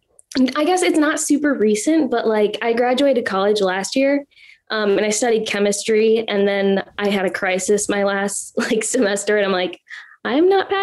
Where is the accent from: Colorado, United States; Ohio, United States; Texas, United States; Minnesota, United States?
Minnesota, United States; we're from Minnesota, or I'm from mm-hmm. Minnesota.